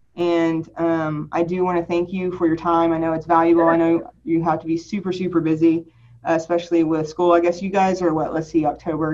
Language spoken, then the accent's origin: English; Lubbock, Texas, United States; also born or lived in Houston, Texas / Dallas, Texas / Austin, Texas; I grew up mostly in Lubbock. I was, I was born in Houston, but most of my uh, schooling was in Lubbock